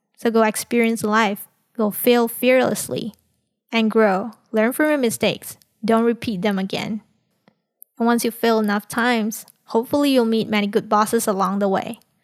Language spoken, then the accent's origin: English; Malaysia; Coming from a multicultural society in Malaysia